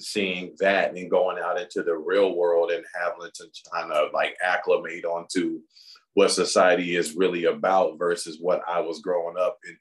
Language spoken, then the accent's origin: English; Los Angeles, California, United States; moved away as an adult; now in Chandler, United States; I grew up in the Los Angeles area